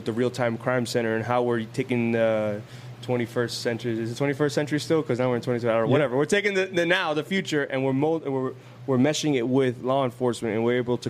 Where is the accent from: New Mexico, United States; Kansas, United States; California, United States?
California, United States; Oakland; I'm from Oakland. I'm from out of town.